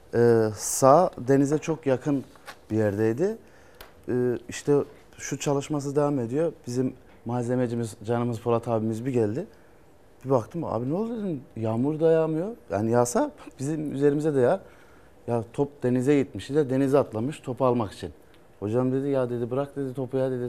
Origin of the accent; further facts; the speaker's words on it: Köprüköy, Erzurum, Turkey; bin dokuz yüz doksan dört yılı, e, Erzurum, e, Köprükey ilçesinde dünyaya geldim.